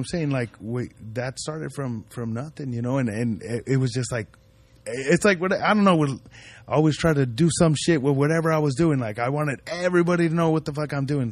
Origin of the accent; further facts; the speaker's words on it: Ridgecrest, California, United States; also born or lived in Compton / Paramount; I grew up in the desert, in, in a little town, Ridgecrest